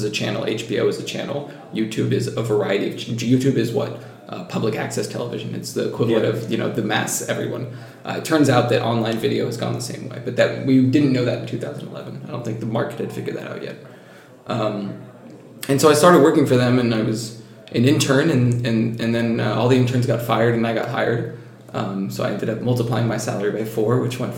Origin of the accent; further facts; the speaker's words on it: Silicon Valley, California, United States; accent: American; moved away as an adult; also born or lived in Menlo Park; now in France; I grew up in the Silicon Valley. I spent 21 years there, went to school in California